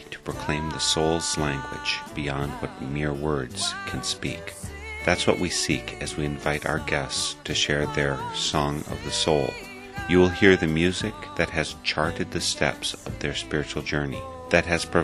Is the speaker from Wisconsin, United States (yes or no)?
yes; Oconomowoc, Wisconsin, United States; I identify Oconomowoc as my hometown